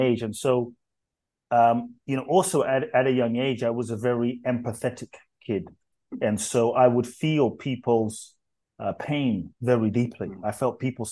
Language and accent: English; London, United Kingdom; moved away as an adult; also born or lived in Ghana; now in United States; I grew up in London, grew up in the UK, and lived in the US for 20 some years now